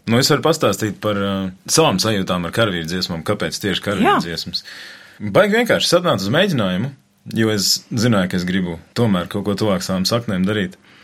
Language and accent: Latvian; Latvia; es apzinos, ka es esmu latvietis